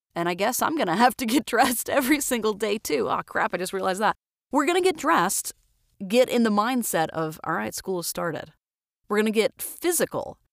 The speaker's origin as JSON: {"language": "English", "region": "Florida", "country": "United States", "moved": "as an adult", "lives_now": "Twin Falls, United States", "said": "I'm from Florida originally"}